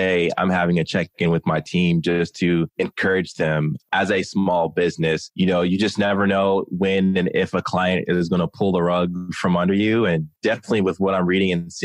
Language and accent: English; Maryland, United States; also born or lived in Texas / Germany; So I was born in Texas and we were there for a while. And then we moved to Germany. So I lived in Germany for 5 years. And then my dad retired and we grew up in Maryland